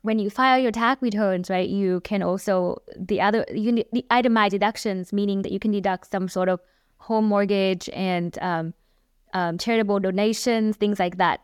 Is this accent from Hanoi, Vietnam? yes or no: yes; Hanoi, Vietnam; moved away as an adult; also born or lived in Texas; I grew up in Vietnam, um, eighteen years in Vietnam, in Hà Nội, Vietnam.